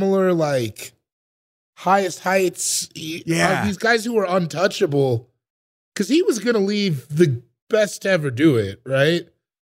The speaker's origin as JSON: {"language": "English", "region": "the West", "country": "United States", "said": "I'm from the West"}